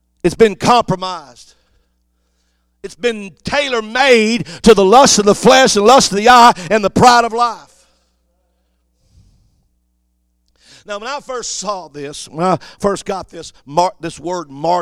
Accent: Cajun, Louisiana, United States; I'm Cajun

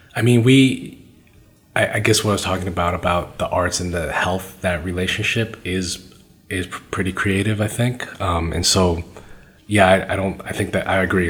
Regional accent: Brookline, Massachusetts, United States; I grew up in Brookline, which is a great place to grow up in a lot of ways, super safe.

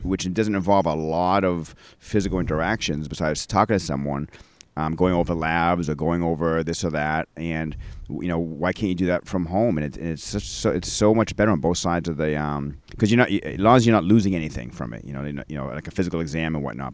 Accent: Maine, United States; growing up in Maine

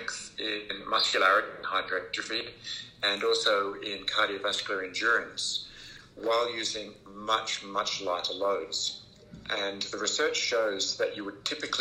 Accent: Australia; also born or lived in Oxford, England; I am a exercise physiologist and an Australian, but I was born in Oxford, England, and moved to Australia when I was a little child with my family. And I've been here ever since

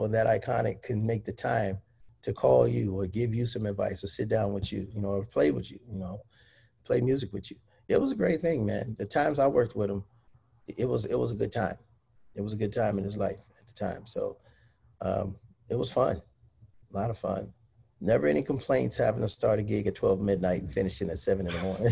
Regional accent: Cleveland, Ohio, United States; also born or lived in Philadelphia; now in Los Angeles, United States; I'm from Cleveland, born and raised, but I lived in Philly before coming

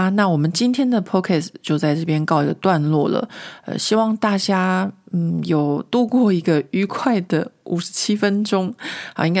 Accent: Taiwan; now in France; 你是怎么样从一个台湾人变成法国人的？因为他们都觉得我就是一个法国人，他们觉得我非常非常融入这个这个法国的社会。

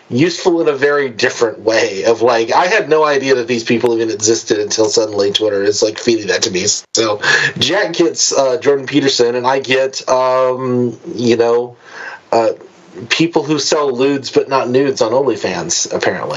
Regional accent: United States; as an American

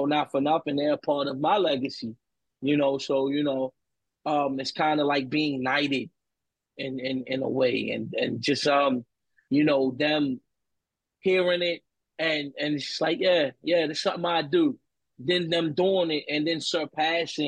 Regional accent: Baltimore, Maryland, United States; I'm from Baltimore

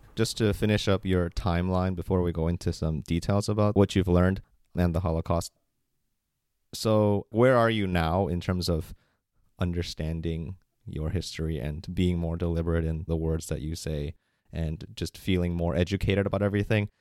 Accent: United States; as a Korean American growing up in America

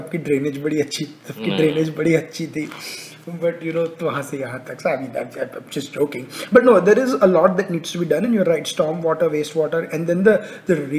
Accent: India; moved away; I was born and raised in India

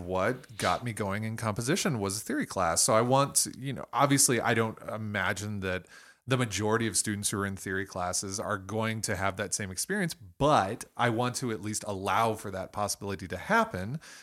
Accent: Toledo, Ohio, United States; accent: Toledo; my Toledo accent

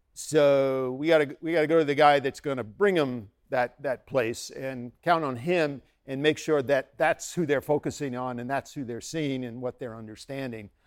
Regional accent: United States; also born or lived in Bangladesh; I'm an American.

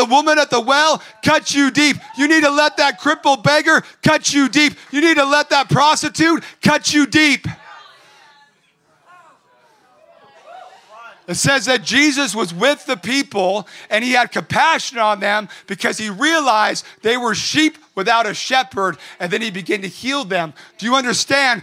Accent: Orange County, California, United States; also born or lived in Redding, California; I grew up in Orange County.

